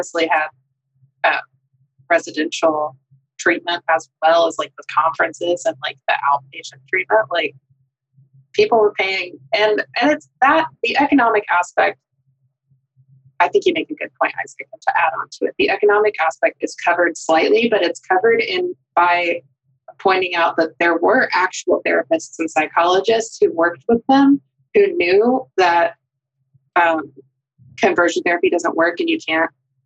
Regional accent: North Texas, United States; I literally never heard affirming theology growing up in North Texas.

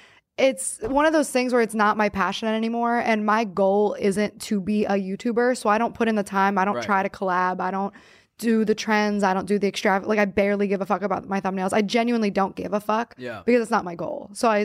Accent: New Castle, Pennsylvania, United States; Newcastle, PA. It's like pretty much 50% black, 50% white.

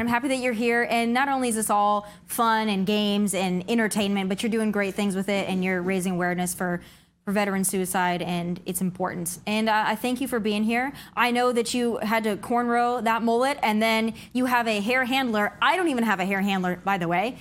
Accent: South Dakota, United States; my home state of South Dakota

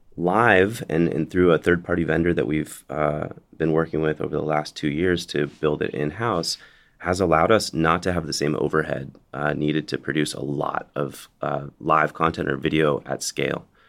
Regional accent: Bay Area, California, United States; I'm from the Bay Area

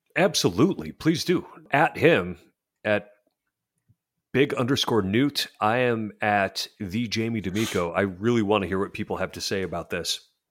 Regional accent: Western New York, United States; I'm from Western New York

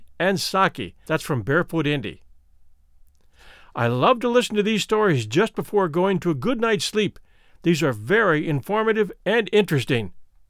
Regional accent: Australia; I am also Australian

